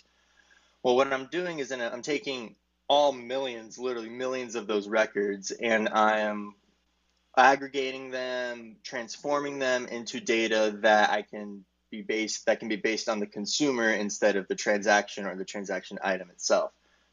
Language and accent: English; Arizona, United States; I'm from Arizona in the United States.